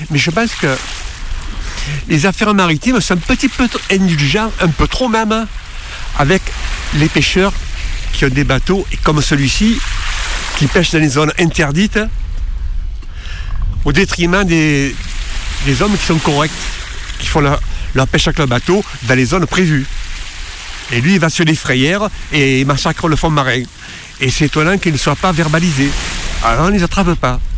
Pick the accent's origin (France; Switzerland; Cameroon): France; Marseille, Provence-Alpes-Côte d'Azur; moved away as an adult; J'ai quitté Marseille euh, il y en 1960, quand je suis venu en Bretagne faire l'armée.